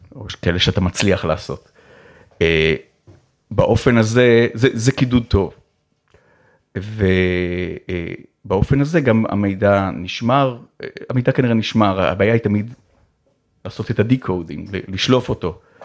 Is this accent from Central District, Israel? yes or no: no; Ramat HaSharon, Tel Aviv District, Israel; היה ברמת השרון, איפה שגדלתי